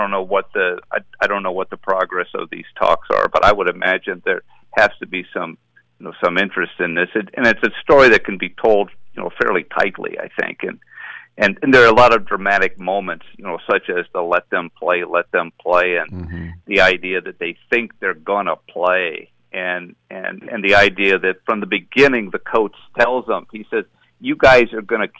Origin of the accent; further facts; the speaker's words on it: Ohio, United States; I'm a white guy. I grew up in Ohio